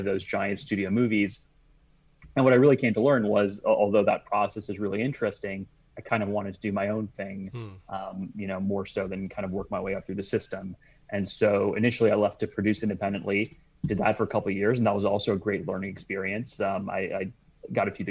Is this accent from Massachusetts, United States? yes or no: no; Michigan, United States; moved away as an adult; now in Los Angeles, United States; I came from Michigan originally